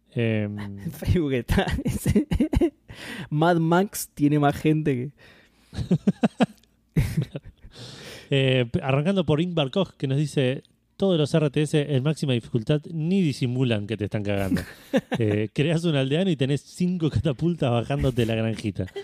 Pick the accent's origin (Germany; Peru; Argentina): Argentina; como buen argentino